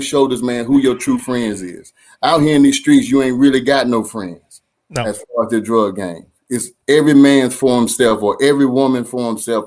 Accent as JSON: {"language": "English", "town": "Durham", "region": "North Carolina", "country": "United States", "tie": "born or raised there", "said": "growing up in Durham, North Carolina, and I grew up, man, in the projects"}